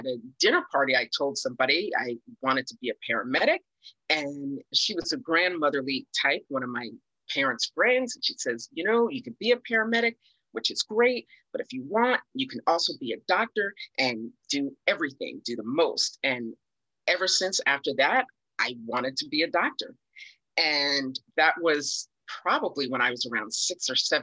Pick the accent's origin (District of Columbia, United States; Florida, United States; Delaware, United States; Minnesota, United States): District of Columbia, United States; Washington; I grew up in Washington, D.C.